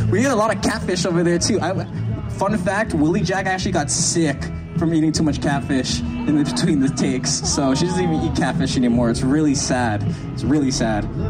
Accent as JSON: {"language": "English", "town": "Toronto", "region": "Ontario", "country": "Canada", "tie": "born or raised there", "also_born_or_lived": "Oklahoma", "said": "I was born and raised in Toronto, Ontario, Canada. I'm a city boy"}